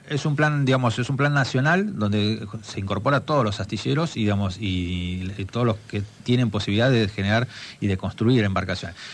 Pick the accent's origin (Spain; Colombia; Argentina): Argentina; Buenos Aires Province; como argentinos